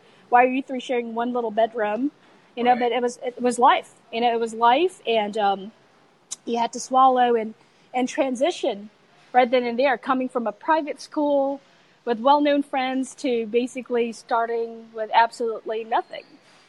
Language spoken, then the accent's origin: English; United States; also born or lived in Philippines; So as you know, it's still, home is home. Right. Even though I grew up pretty much in the United States, home is home.